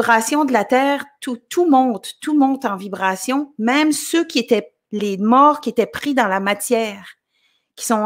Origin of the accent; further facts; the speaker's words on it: L'Ascension, Quebec, Canada; me suis euh, vue dans mon village natal qui s'appelle l'Ascension au Québec. Je sais qu'il y a deux l'Ascension. Il y en a un au Saguenay-Lac-Saint-Jean, il y en a un en Gaspésie aussi. Mais moi, je viens de, de la Gaspésie, l'Ascension.